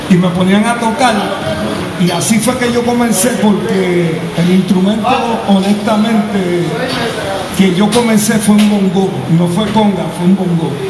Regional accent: New York, United States; Bueno, yo nací en Nueva York y mi, padre de Puerto Rico, porque yo siempre me crié aquí.

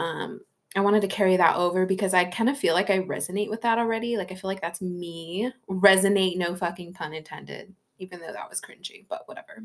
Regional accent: California, United States; now in Washington, United States; I was born and raised in California, but now I'm here in Washington

